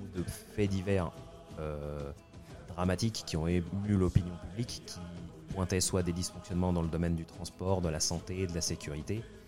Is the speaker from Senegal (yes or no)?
no; Tunisia; quand j'étais jeune et lycéen en Tunisie